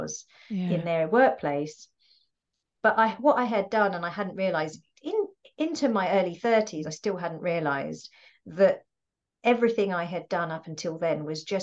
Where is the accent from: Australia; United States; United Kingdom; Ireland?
United Kingdom; I'm first generation UK born.